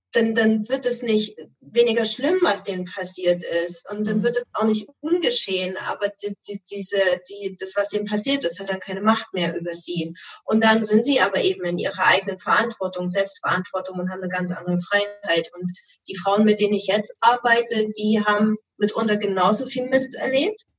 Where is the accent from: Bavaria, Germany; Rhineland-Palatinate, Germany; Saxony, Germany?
Saxony, Germany; Erzgebirge; moved away as an adult; now in Flensburg, Germany; gebürtig komme ich allerdings aus dem Erzgebirge in hm. Sachsen.